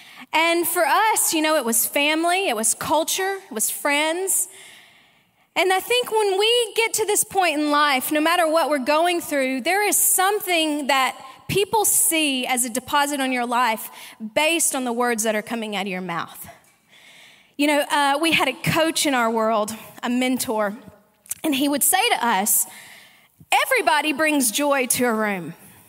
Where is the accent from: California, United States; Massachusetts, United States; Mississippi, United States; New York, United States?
Mississippi, United States; also born or lived in Arkansas / Sydney, Australia; And look, my accent probably is a little messed up, some people tell me. I was actually born in Arkansas, raised in Mississippi, and have lived in Sydney, Australia for the last 18 years, and now live in Texas.